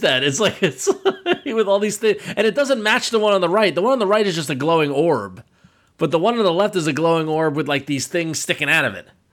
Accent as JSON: {"language": "English", "area": "Long Island", "region": "New York", "country": "United States", "said": "I'm from Long Island and I'm Italian"}